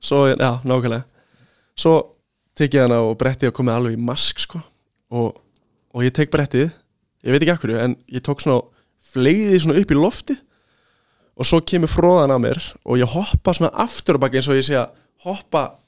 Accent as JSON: {"language": "Icelandic", "country": "Iceland", "said": "við erum náttúrulega Íslendingar"}